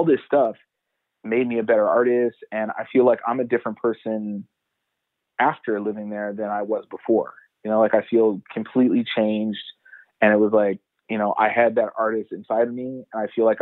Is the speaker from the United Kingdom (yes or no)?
no; Edmonton, Alberta, Canada; moved away as an adult; also born or lived in Montreal; now in Toronto, Canada; I'm originally from Edmonton, and I moved to Montreal around 2009 in the summer.